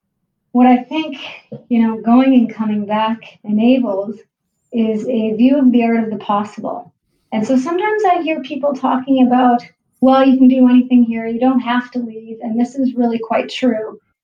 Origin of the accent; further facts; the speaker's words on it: Halifax, Nova Scotia, Canada; moved away as an adult; also born or lived in Toronto / Vancouver; I started my career actually working in Toronto. I'm from Halifax. I left, I guess, in 1992 for the brighter lights and greener pastures of a bigger city